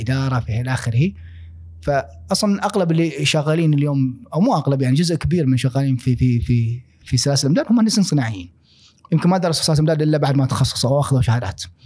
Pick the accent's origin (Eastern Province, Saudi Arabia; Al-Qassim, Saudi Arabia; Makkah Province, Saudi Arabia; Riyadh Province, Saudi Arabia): Eastern Province, Saudi Arabia; Al-Ahsa; also born or lived in Dhahran, Saudi Arabia / Khobar, Saudi Arabia / Australia; أنا شرقاوي يعني كنت إيه. قلنا نتكلم يعني 18 سنة عشتها في آه الأحساء